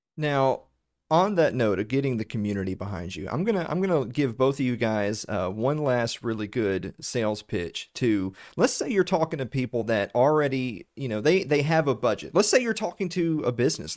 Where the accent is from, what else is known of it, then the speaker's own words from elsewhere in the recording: the South, United States; accent: Southern; me and Sherry are from the actual South, not Texas